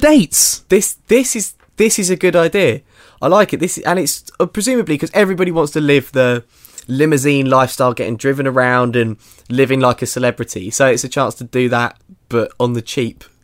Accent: England, United Kingdom; I'm sort of quite English

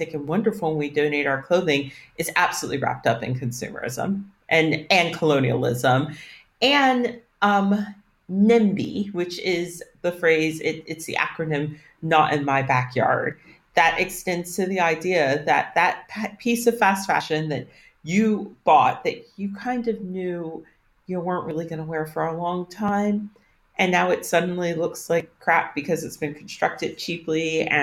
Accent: United States; as an American

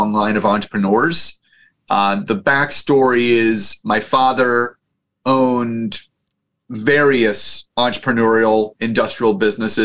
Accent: just outside of Philadelphia, Pennsylvania, United States; I was born just outside of Philadelphia, Pennsylvania

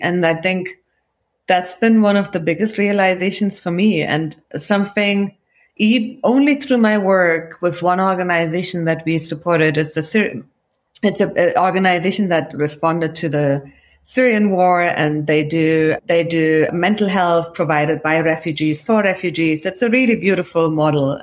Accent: Cologne, North Rhine-Westphalia, Germany; accent: Kölsch; moved away as an adult; also born or lived in Iran; now in United States; you could have the thickest local Kölsch accent like I have

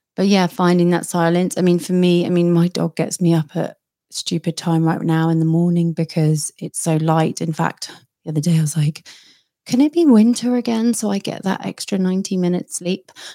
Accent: United Kingdom; I'm a Brit

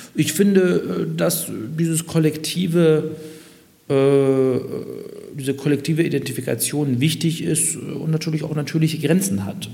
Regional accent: Munich, Bavaria, Germany; moved away; als geborener Münchner

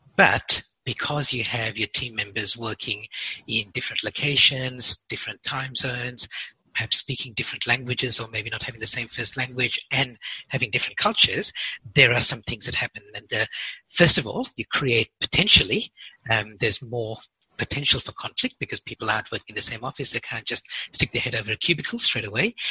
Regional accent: Perth, Western Australia, Australia; my hometown in Perth

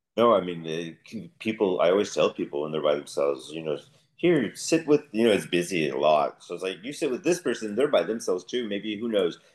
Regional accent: United States; moved away as an adult; now in Denmark; as an American moving to Denmark

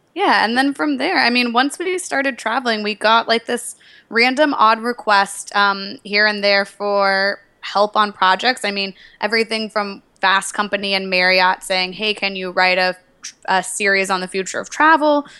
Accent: Nashville, Tennessee, United States; moved away; also born or lived in New York; I'm from Nashville, Tennessee originally

